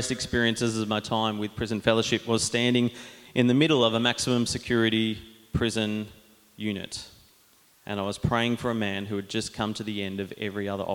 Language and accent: English; Diamond Creek, Victoria, Australia; I grew up in Diamond Creek with Jono going to Anglican Church